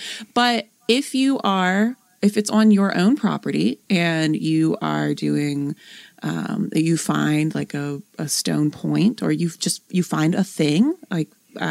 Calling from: Tuscaloosa, Alabama, United States; Also, I'm from Tuscaloosa, just north of Moundville, and would love to hear something about there, too.

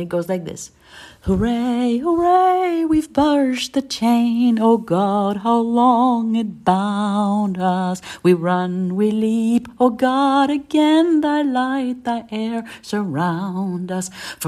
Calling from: Berlin, Germany; Hi there. … I'm an alcoholic from Berlin in Germany.

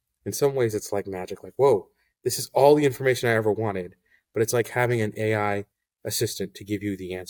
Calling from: Washington Crossing, Pennsylvania, United States; So I'm joining from Washington Crossing, Pennsylvania.

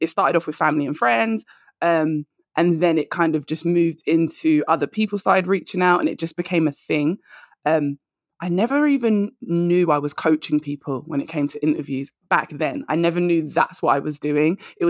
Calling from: London, United Kingdom; I am. I'm all the way in London. So hopefully your listeners can get with my accent.

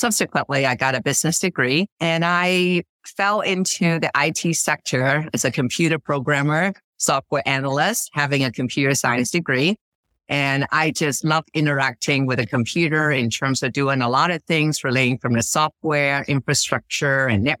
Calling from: Stanford, California, United States; I'm calling in from Stanford, California.

